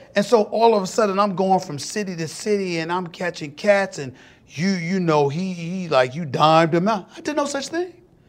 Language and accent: English; Hollis, New York, United States; I'm not trying to get into no fight or nothing like that, but I am from Hollis, Queens.